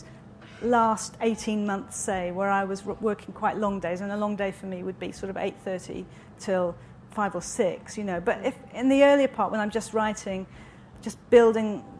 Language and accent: English; Wales, United Kingdom; now in London, United Kingdom; I was born in Wales in a very small town in quite a very modern house.